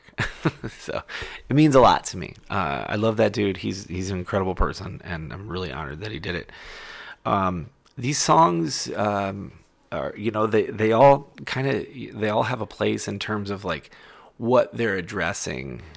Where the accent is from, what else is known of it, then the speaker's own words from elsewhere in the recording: Ohio, United States; my home state of Ohio